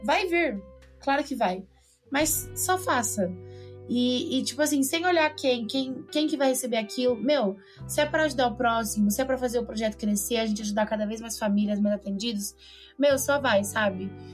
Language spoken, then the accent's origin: Portuguese; São Paulo, Brazil; moved away as an adult; now in Lorena, Brazil; eu sou de São Paulo